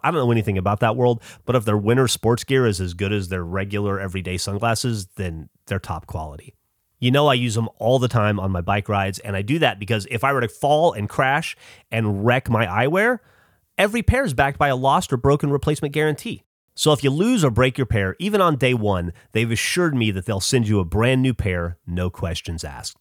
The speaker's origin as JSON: {"language": "English", "country": "United States", "said": "I'm American"}